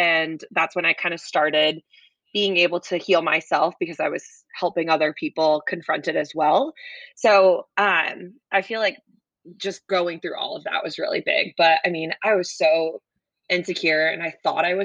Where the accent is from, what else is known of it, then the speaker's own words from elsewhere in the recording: Connecticut, United States; moved away as an adult; also born or lived in Boston; now in North Carolina, United States; I grew up in Connecticut